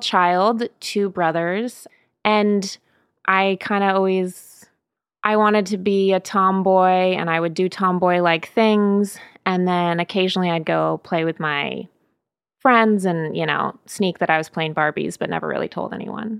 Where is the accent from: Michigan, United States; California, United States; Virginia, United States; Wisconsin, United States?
California, United States; Sebastopol; moved away as an adult; also born or lived in Los Angeles; I grew up in Sebastopol, which is now definitely a well-known wine region